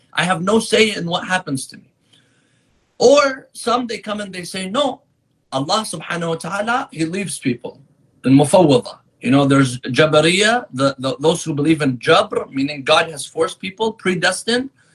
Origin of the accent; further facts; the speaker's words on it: San Diego, California, United States; also born or lived in Qom, Iran; now in Michigan, United States; I grew up in San Diego, California